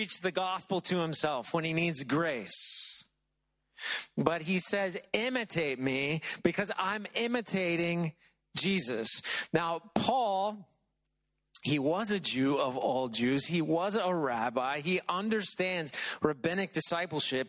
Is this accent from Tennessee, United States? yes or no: yes; Middle Tennessee, United States; moved away; When I was a kid growing up in Middle Tennessee